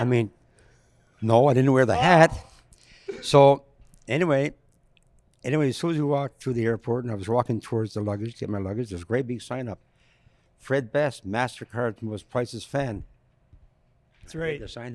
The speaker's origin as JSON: {"language": "English", "town": "Sherbrooke", "region": "Quebec", "country": "Canada", "tie": "born or raised there", "said": "I uh, went to Sherbrooke, Quebec, where where I was born, born and raised, born and raised in Sherbrooke, Quebec."}